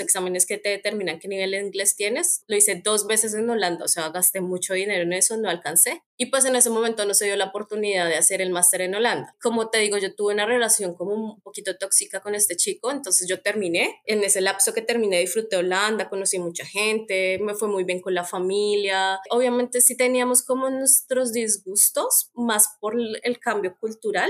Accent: Bogotá, Colombia; first language Spanish; moved away as an adult; also born or lived in Netherlands / Belgium; now in Canada; yo soy de Bogotá

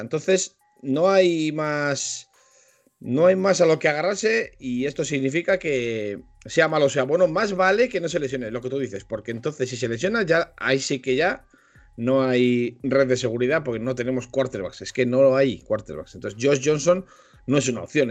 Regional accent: Spain; Yo, como buen español y mucho español

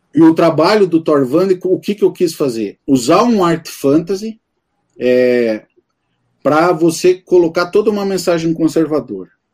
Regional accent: Campo Magro, Paraná, Brazil; eu, eu sou aqui de Campo Magro, estou a 15, 15 minutos aqui de Santa Felicidade

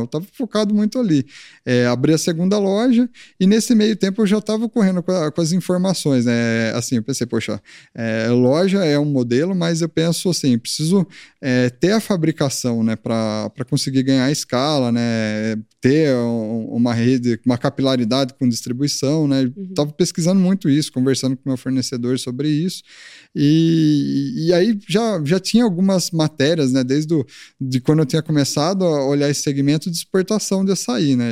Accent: Leme, São Paulo, Brazil; moved away as an adult; now in Tatuí, Brazil; Sou do interior

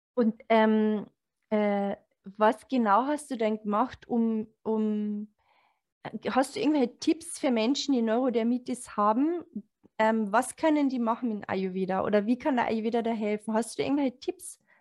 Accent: Carinthia, Austria; moved away; ich komme aus Kärnten

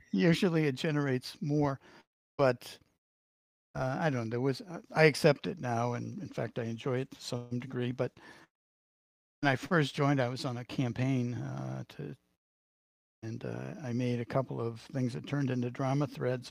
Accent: Boston, Massachusetts, United States; accent: Boston; my Boston accent

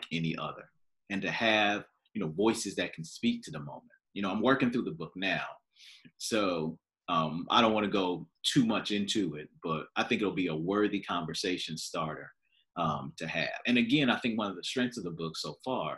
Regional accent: United States; as American Christians

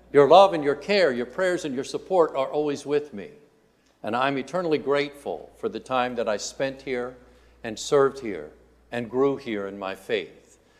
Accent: Indiana, United States; moved away; I grew up in Indiana

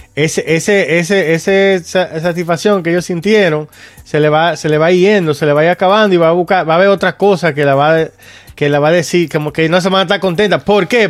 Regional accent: Dominican Republic; nosotros que somos dominicanos

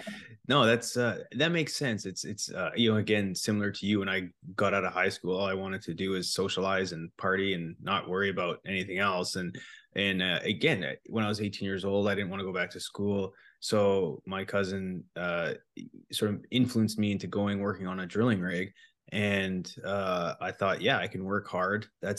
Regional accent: Canada; born there; You know, I was born in Canada. The house was always warm in the winter and the house was cool in the summer because it never really got that hot.

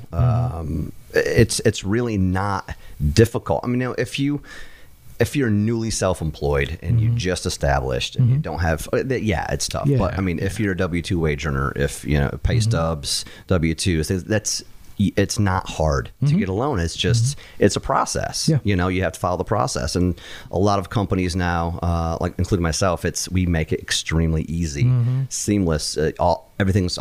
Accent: Endicott, New York, United States; moved away; I'm from upstate New York

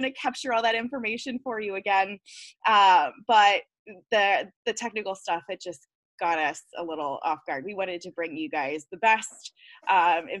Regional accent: Detroit, Michigan, United States; I am from the Metro Detroit area

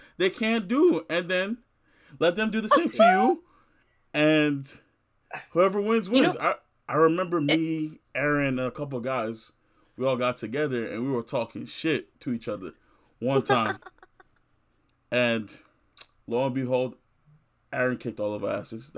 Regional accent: Nigeria; my upbringing, one as someone black and also two as someone Nigerian

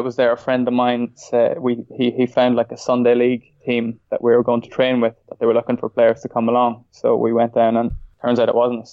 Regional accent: Ireland; I'm also Irish

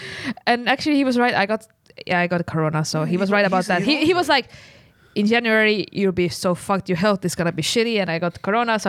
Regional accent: Estonia; I'm from Estonia.

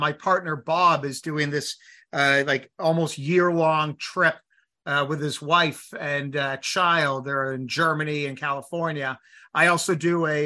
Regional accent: Toronto, Ontario, Canada; I grew up, I'm 48, so I grew up in Etobicoke, which is, you know, the sort of town next to Toronto, but now it's considered just part of Toronto.

